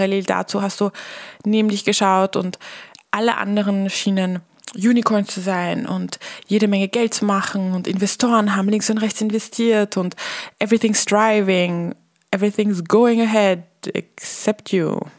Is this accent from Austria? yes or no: yes; Vienna, Austria; now in Millstatt, Austria; Als Wienerin aufs Land zu ziehen, auch wenn es der wunderschöne Milchstädter See ist und noch dazu dann in die Hotellerie zu gehen.